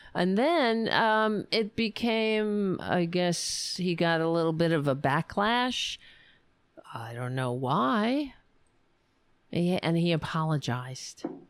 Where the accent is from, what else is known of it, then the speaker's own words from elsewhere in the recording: New York City, New York, United States; I grew up on Staten Island